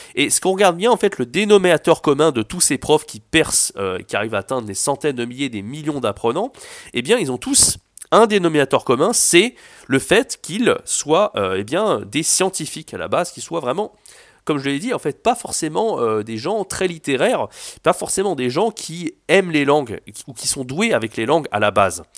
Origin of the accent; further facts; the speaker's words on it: France; je suis français